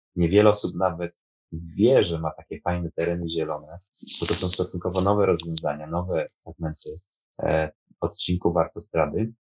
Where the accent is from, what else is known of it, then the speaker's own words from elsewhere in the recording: Poznań, Greater Poland, Poland; accent: Poznań; jak mówię tutaj po poznańsku